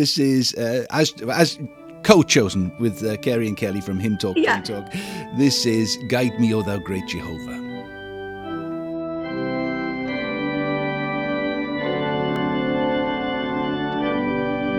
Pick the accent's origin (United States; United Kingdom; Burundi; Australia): United Kingdom; Wales; I come from Wales, the land of song, we call it